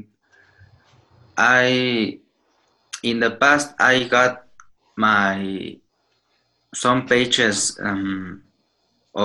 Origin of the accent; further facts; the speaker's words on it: Mexico; I'm from Mexico